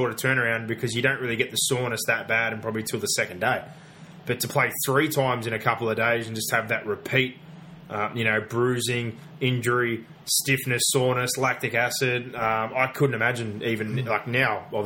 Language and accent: English; Australia